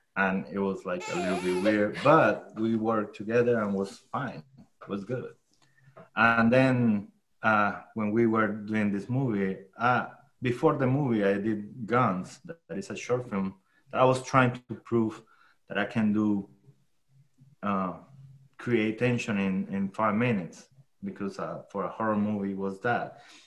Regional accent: Chinácota, Norte de Santander, Colombia; English is a second language; moved away; I'm from a small town called Chinacota

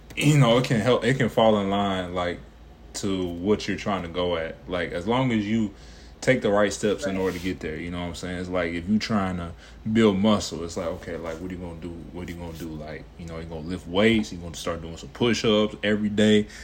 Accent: Cincinnati, Ohio, United States; moved away as an adult; now in Atlanta, United States; growing up in Cincinnati, you know, Mason area

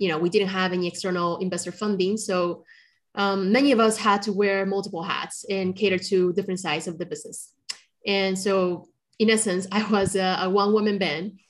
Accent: Colombia; moved away; also born or lived in China; I'm originally from China, but I grew up in Colombia

